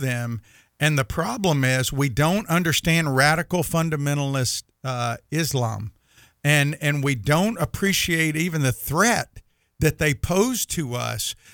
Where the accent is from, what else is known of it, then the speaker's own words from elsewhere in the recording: United States; we as the American people who love God